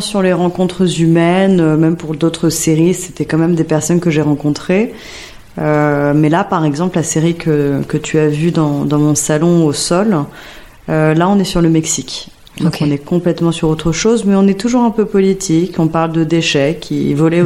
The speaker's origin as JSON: {"language": "French", "town": "Paris", "region": "Île-de-France", "country": "France", "tie": "born or raised there", "said": "J'ai grandi dans le 11e arrondissement, hmm. rue Sedaine"}